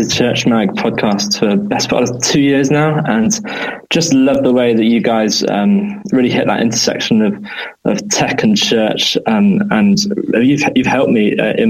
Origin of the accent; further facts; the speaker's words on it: England, United Kingdom; now in Leicester, United Kingdom; So I'm from England. I'm here in Leicester, right in the middle of the country. I've been living here with my family for 5 years now, coming up 6.